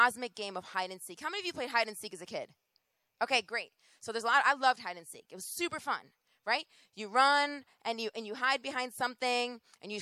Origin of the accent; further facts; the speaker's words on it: Rochester, New York, United States; moved away; also born or lived in Boston; I am originally from Rochester, New York